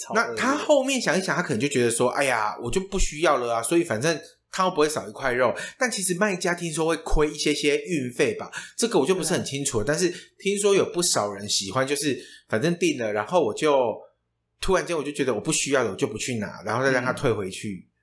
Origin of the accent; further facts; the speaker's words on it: Taiwan; 身为台湾人